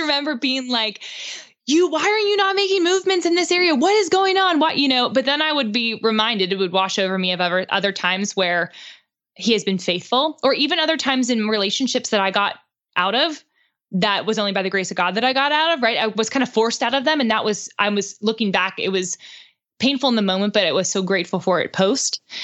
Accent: Pittsburgh, Pennsylvania, United States; moved away as an adult; now in Nashville, United States; Pittsburgh, which is where I'm from

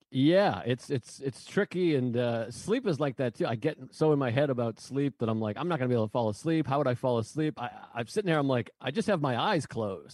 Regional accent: Massachusetts, United States; now in New York, United States; I was just born there. I, at least I'm from there

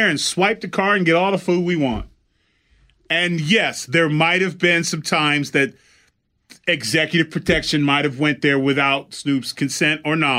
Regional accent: Pasadena, California, United States; My hometown

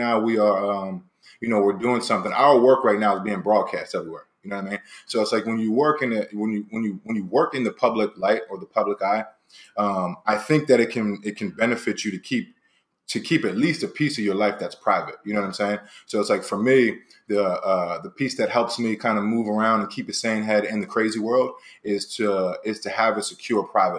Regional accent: Philadelphia, Pennsylvania, United States; moved away as an adult; now in Los Angeles, United States; to take it back to Philly, man, I left about 10 years ago

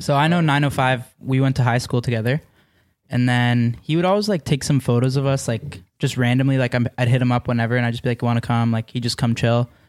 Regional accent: Mississauga, Ontario, Canada; just outside Toronto. I'm from Mississauga

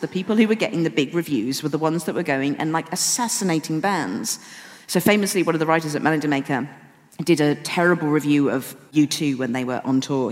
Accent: Wolverhampton, West Midlands, United Kingdom; moved away; I'm still living in Wolverhampton with my parents.

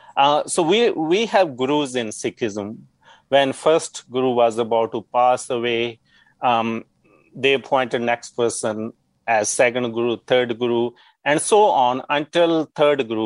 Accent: Punjab, India; moved away as an adult; now in Yukon, Canada; I grew up in Punjab

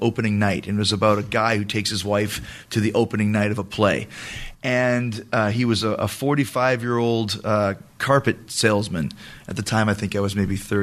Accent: Winnipeg, Manitoba, Canada; I grew up in Winnipeg

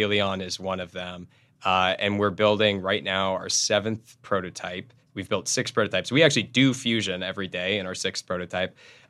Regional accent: Los Angeles, California, United States; I'm from Los Angeles.

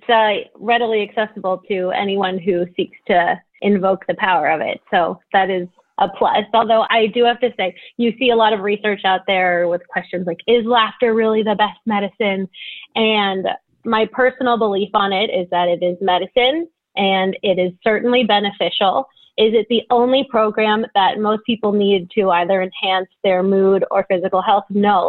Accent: Los Angeles, California, United States; I'm from Los Angeles, born and raised in the San Fernando Valley.

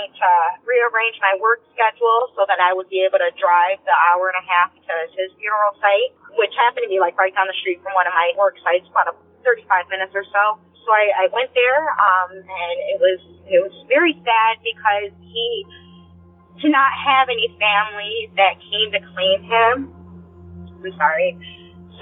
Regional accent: Northern Illinois, United States; I'm from Northern Illinois

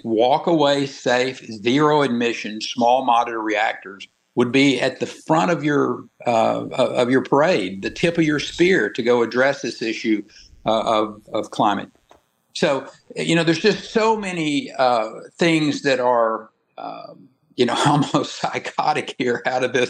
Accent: Texas, United States; born or raised there

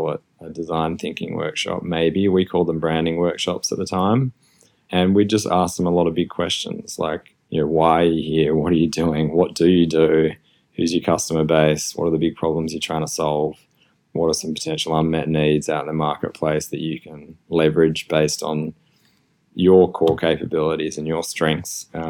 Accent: Australia; moved away; also born or lived in Melbourne, Australia; I'm Australian, you can probably hear my accent

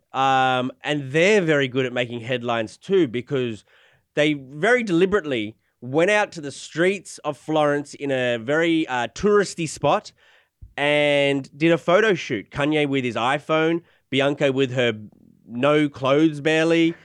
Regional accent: Australia; moved away; I'm Australian

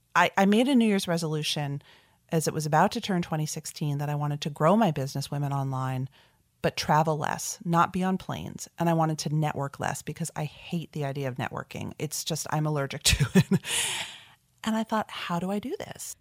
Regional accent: South Orange, New Jersey, United States; I grew up in South Orange, New Jersey, pretty suburban New York metro area childhood

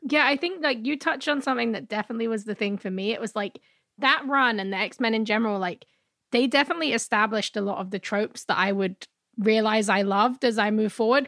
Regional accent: London, United Kingdom; now in North America; I'm from London

